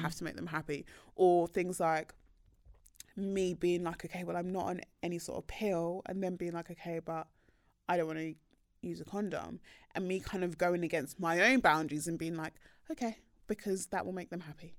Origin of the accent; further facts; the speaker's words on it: Nigeria; I am Nigerian